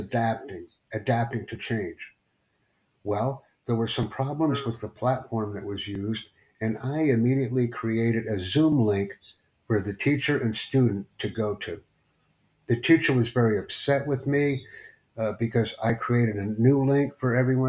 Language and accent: English; United States; I'm from the Estados Unidos, man. I'm from the United States.